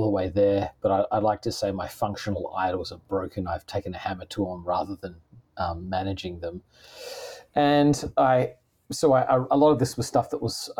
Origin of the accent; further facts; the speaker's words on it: Australia; moved away as an adult; now in United States; I'm originally from Australia. I've been in the US for, hard to believe, 21 years now.